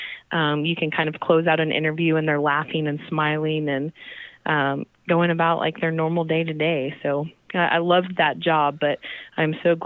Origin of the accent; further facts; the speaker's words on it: Tulsa, Oklahoma, United States; moved away as an adult; now in Oklahoma City, United States; So I am a native Tulsan. So I am originally from Tulsa, Oklahoma.